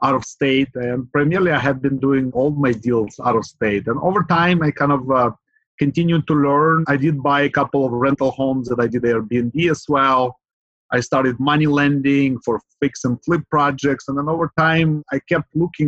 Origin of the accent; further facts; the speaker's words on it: Ukraine; now in Bay Area, United States; So originally I'm from Ukraine. I have immigrated more than 25 years ago. And since then I have lived in the Bay Area in Silicon Valley